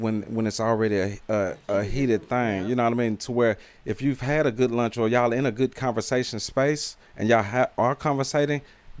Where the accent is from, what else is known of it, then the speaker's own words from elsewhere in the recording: Nashville, Tennessee, United States; I'm from Nashville, Cashville, repping 7 days a week, twice on Sunday.